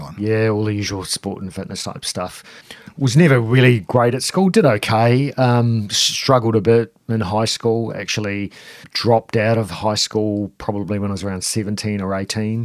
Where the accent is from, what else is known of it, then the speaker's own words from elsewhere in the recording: New Zealand; moved away as an adult; also born or lived in Auckland, New Zealand; now in Melbourne, Australia; I, I, am from New Zealand, so I grew up in New Zealand, a semi sort of rural area